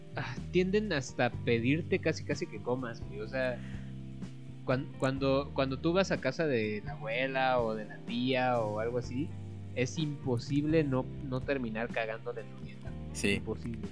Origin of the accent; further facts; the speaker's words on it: Mexico; nosotros como mexicanos tenemos todavía este festejo